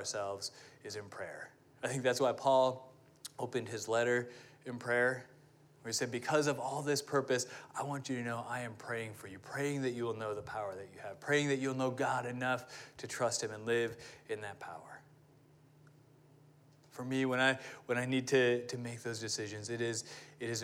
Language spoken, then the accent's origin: English; United States; me being an American